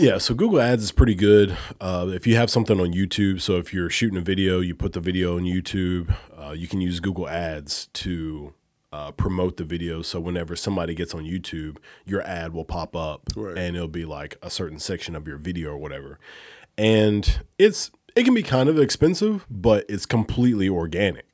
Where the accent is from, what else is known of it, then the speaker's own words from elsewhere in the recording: Alabama, United States; moved away; I'm from Alabama